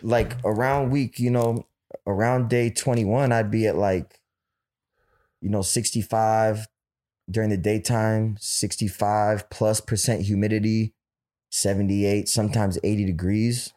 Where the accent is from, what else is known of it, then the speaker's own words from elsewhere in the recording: Oakland, California, United States; I'm from Oakland